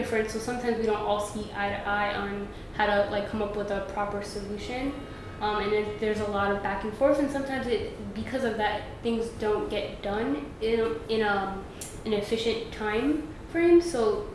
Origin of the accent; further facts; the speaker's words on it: New York City, New York, United States; I'm from Brooklyn. I'm born and raised